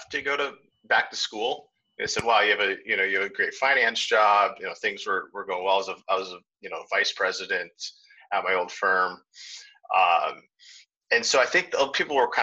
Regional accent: Chicago, Illinois, United States; I was born in Chicago, and I'm kind of a Chicago sports loyalist

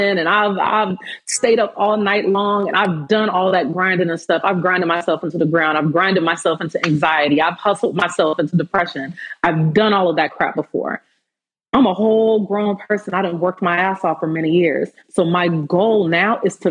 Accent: Fresno, California, United States; growing up, especially where I'm from Fresno, California. In my city, we had 17 black students in my high school

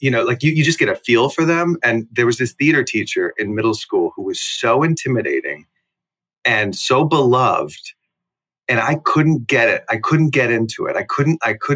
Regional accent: Plano, Texas, United States; also born or lived in Houston, Texas; I was in Houston until I was about six, and then we moved to Dallas. Really, we moved from the Meadows, which is the suburb of Houston, to Plano, which is the suburb of Dallas. Plano being where I spent most of my childhood

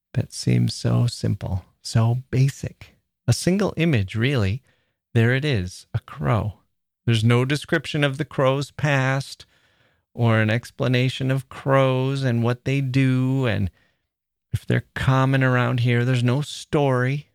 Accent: Midwest, United States; also born or lived in Chicago; We're both from the Midwest

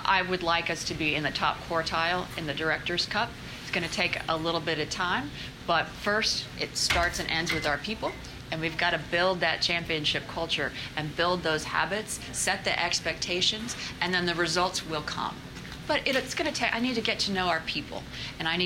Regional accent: Scotland, United Kingdom; now in United States; Uh, Scotland. Scotland.

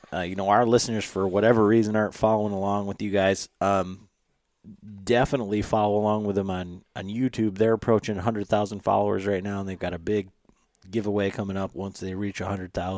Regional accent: Michigan, United States; we're from Michigan

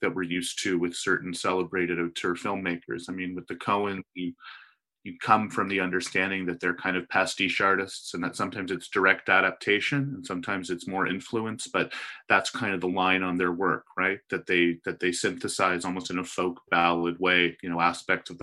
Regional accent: Toronto, Ontario, Canada; I'm from Toronto.

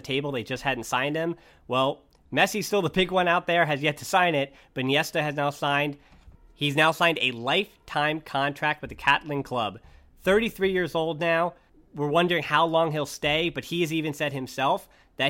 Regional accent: United States; I'm an American

